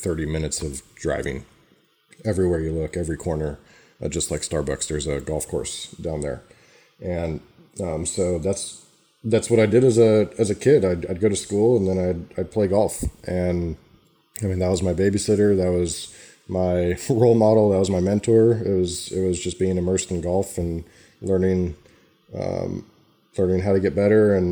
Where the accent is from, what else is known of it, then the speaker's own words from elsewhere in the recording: Northern California, United States; also born or lived in La Quinta, California / Palm Desert, California; I grew up in Northern California in Lake Tahoe area.